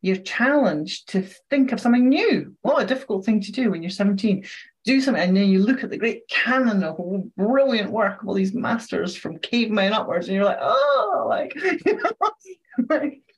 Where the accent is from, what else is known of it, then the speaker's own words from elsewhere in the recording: Scotland, United Kingdom; I'm Scottish